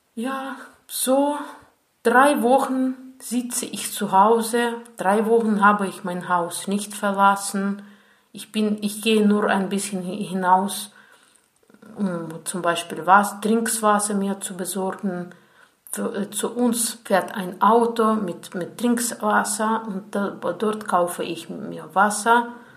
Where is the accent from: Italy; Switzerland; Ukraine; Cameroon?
Ukraine; German is a second language; ich komme aus der Ukraine